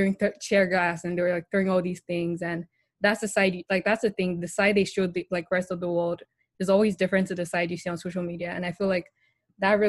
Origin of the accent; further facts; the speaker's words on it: Nigeria; So I grew up in Nigeria, I live in Nigeria, my whole family is basically in Nigeria.